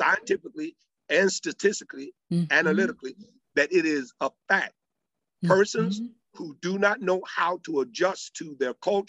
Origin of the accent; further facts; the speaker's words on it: Madrid, Community of Madrid, Spain; born there; also born or lived in Torreon de Aros; So to answer your question, I've lived on at least 3 to 4 different major continents. I was born in Torreon de Aros, Madrid, Spain.